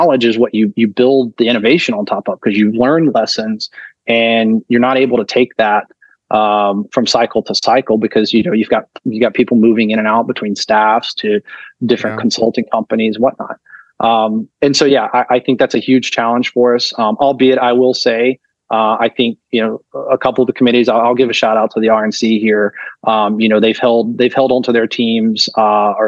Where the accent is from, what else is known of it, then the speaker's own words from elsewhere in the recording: North Carolina, United States; moved away; I'm from North Carolina originally